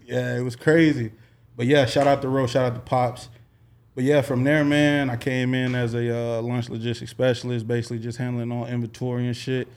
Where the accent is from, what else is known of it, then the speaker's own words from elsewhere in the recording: Little Rock, Arkansas, United States; moved away; I hail from Little Rock, Arkansas, man. five oh one to the death of me